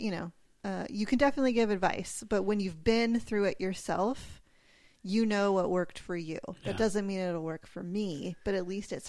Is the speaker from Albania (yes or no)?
no; California, United States; Yeah, I grew up in California.